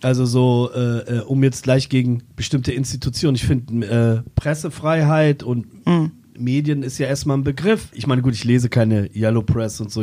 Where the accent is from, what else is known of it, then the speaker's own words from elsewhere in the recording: Braunschweig, Lower Saxony, Germany; moved away; die Weststadt, zu der Zeit, wo ich aufgewachsen bin